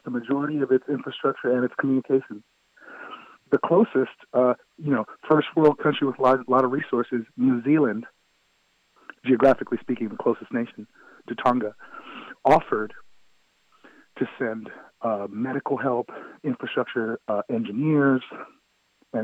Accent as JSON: {"language": "English", "region": "West Coast", "country": "United States", "moved": "yes", "said": "I'm from the West Coast. I was there in 89, you know, about 3 miles from the epicenter of Loma Prieta."}